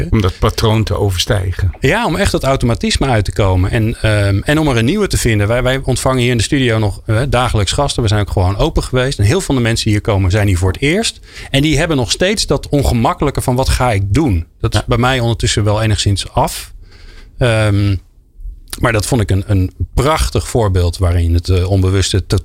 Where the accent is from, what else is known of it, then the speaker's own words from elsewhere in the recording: Zoetermeer, South Holland, Netherlands; Ik kwam uit Zoetermeer. Ik moest 10 kilometer fietsen.